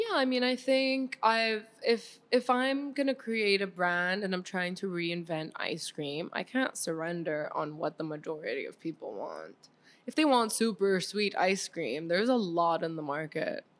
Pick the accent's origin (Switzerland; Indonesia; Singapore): Switzerland; moved away as an adult; now in Miami, United States; I grew up mostly in Switzerland